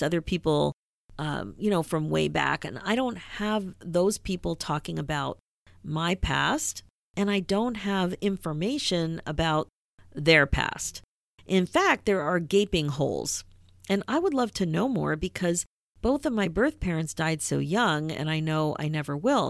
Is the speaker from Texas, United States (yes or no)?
no; Philadelphia, Pennsylvania, United States; growing up in Philadelphia, Rocky was a big deal